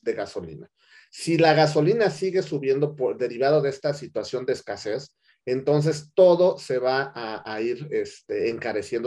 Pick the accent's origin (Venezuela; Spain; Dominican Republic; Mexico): Mexico; nosotros como mexicanos